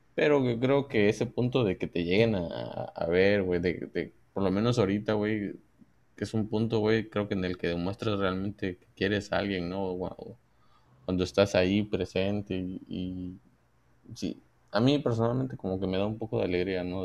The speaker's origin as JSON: {"language": "Spanish", "country": "Mexico", "said": "nosotros como mexicanos"}